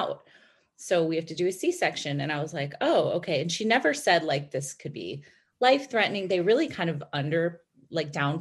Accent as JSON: {"language": "English", "town": "Chicago", "region": "Illinois", "country": "United States", "tie": "born or raised there", "also_born_or_lived": "New York", "moved": "as an adult", "said": "we grew up in Chicago"}